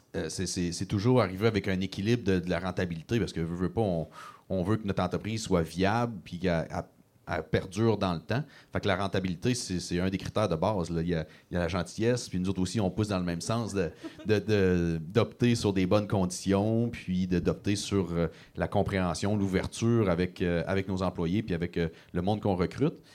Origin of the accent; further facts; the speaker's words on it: Gaspésie, Quebec, Canada; j'ai quitté la Gaspésie pour mes études à l'université